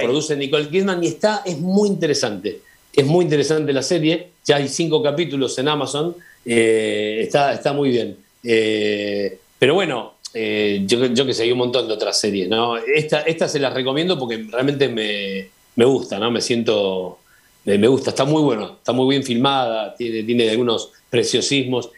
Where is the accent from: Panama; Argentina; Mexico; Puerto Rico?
Argentina; como argentino conocido en España